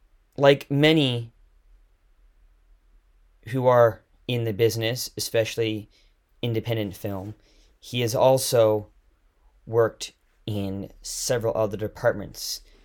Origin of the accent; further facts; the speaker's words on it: Victoria, British Columbia, Canada; also born or lived in Toronto; I'm in Victoria right now. Victoria, okay. Yeah, I grew up here, but spent the last 2.5 years in Toronto before I moved back due to COVID